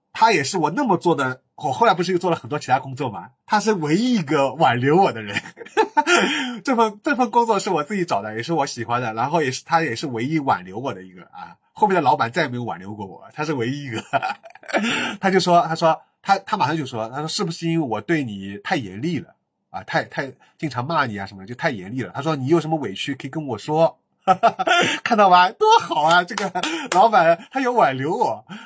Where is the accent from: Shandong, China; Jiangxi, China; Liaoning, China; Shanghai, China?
Shanghai, China; 他跟我都是在石化长大